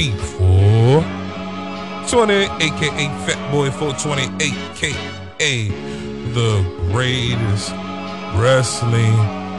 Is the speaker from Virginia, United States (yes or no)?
yes; Virginia, United States; Because I'm from Virginia. Ain't shit to do but be warm.